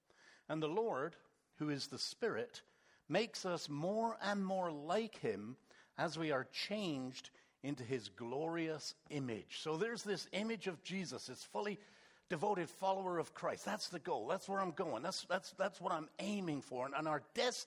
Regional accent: England, United Kingdom; moved away; We're English

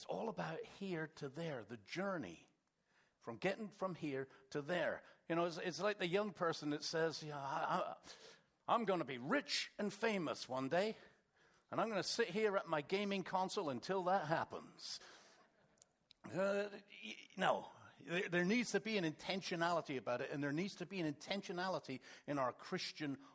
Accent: England, United Kingdom; moved away; We're English

